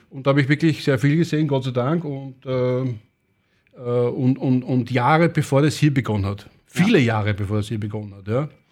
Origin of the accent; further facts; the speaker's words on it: Vienna, Austria; bin ein richtiger Wiener und ich bin geboren 68.